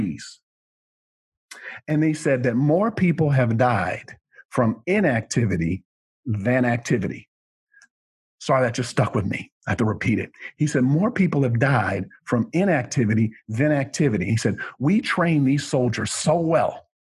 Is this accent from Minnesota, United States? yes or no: yes; Rochester, Minnesota, United States; moved away; that's where I was born and raised in that area